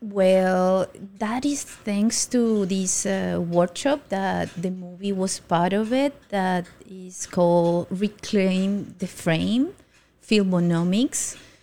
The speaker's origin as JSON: {"language": "English", "country": "Colombia", "moved": "yes", "lives_now": "Taiwan", "said": "I'm from Colombia"}